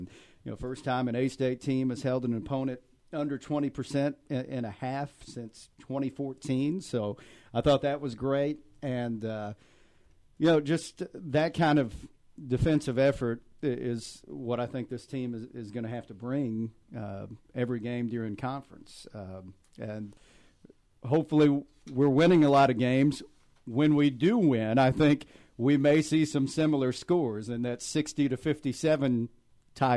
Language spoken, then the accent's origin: English; Fort Worth, Texas, United States; moved away; I grew up in the Fort Worth area